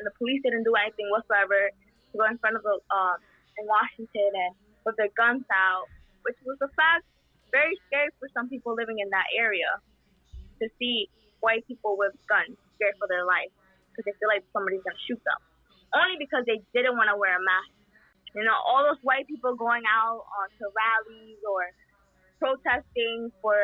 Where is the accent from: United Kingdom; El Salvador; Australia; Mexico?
El Salvador; English is a second language; now in United States; I was born in El Salvador